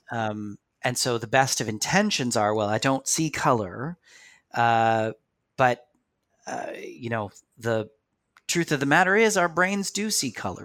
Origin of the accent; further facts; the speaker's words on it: Canada; we're Canadian